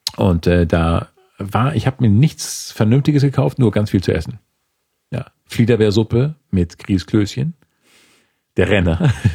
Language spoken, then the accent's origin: German; Schleswig-Holstein, Germany; moved away; ich komme aus Schleswig-Holstein.